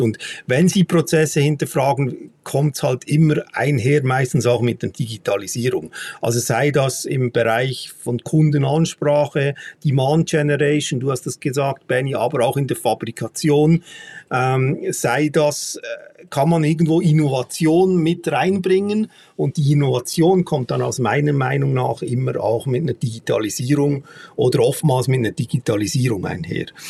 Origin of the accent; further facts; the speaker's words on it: Switzerland; bei uns in der Schweiz